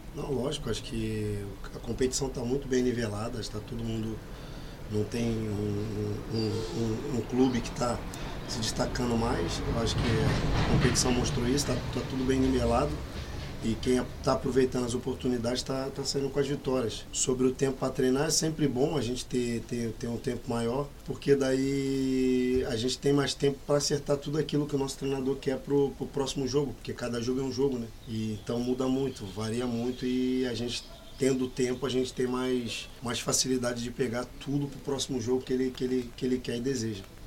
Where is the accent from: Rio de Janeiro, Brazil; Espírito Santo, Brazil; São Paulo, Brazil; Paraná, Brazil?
Rio de Janeiro, Brazil; eu sou do Rio